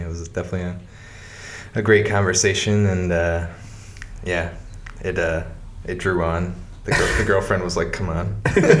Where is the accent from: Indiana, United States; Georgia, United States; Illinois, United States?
Indiana, United States; Portage; Well, I guess technically I was born at the Valpo Hospital because there was no Portage Hospital at the time.